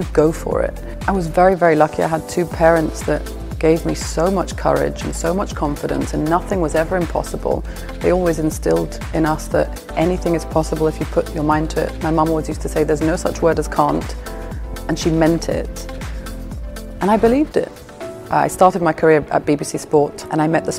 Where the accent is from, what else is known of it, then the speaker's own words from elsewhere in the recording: Limassol, Limassol District, Cyprus; moved away as an adult; also born or lived in London; I grew up in Cyprus, I went to school here